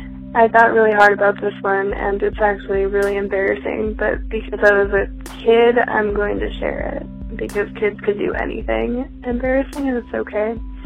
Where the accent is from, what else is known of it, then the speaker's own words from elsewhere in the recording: Bridgeport, Connecticut, United States; born there; My first memory is of looking around the loft apartment that I was born in Bridgeport